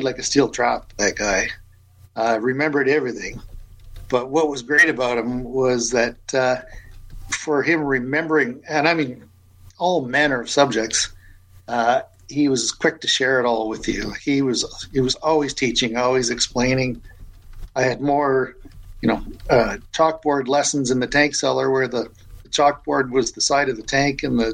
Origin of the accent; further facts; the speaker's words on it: St. Catharines, Ontario, Canada; I grew up in St. Catharines, so I was, you know, grew up in the heart of wine country